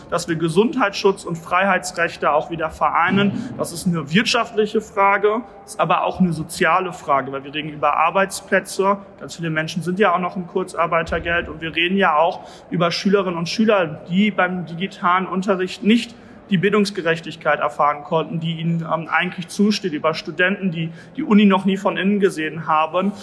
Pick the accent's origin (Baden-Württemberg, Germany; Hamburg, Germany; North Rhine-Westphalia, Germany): North Rhine-Westphalia, Germany; Bielefeld; als Bielefelder